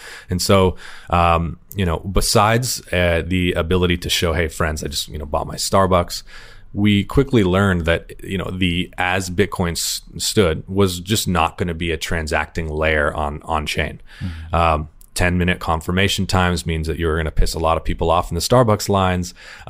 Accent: Sonoma Valley, California, United States; I'm from Sonoma Valley, where we had a big migrant worker population

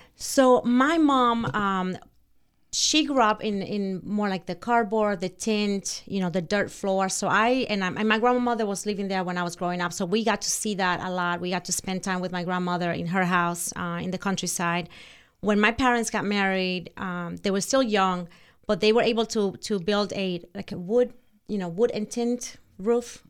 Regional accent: Santo Domingo, Distrito Nacional, Dominican Republic; English is a second language; moved away; I was born in Santo Domingo, which is the capital of Dominican Republic

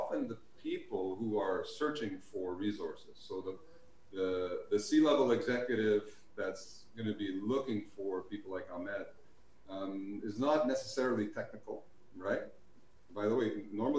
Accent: Montreal, Quebec, Canada; For us in Montreal

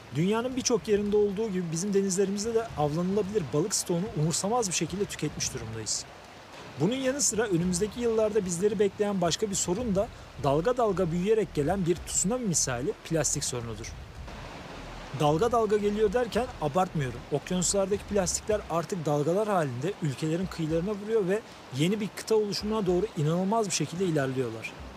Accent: Turkey

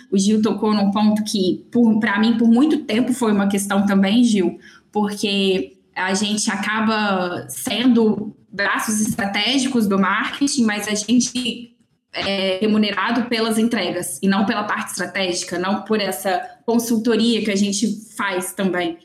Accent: Belo Horizonte, Minas Gerais, Brazil; now in Espírito Santo, Brazil; eu sou de Belo Horizonte

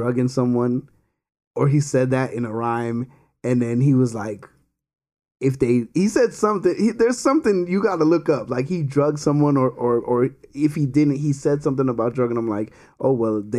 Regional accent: South Florida, United States; I'm from South Florida

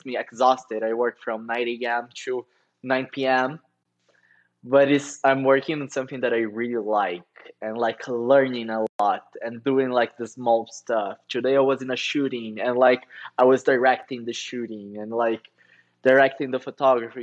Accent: Curitiba, Paraná, Brazil; moved away as an adult; now in São Paulo, Brazil; I'm from Curitiba

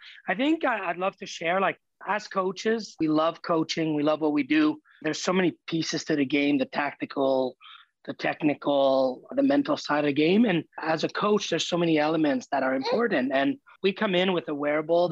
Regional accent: Montreal, Quebec, Canada; moved away as an adult; also born or lived in Ohio; I grew up in Montreal

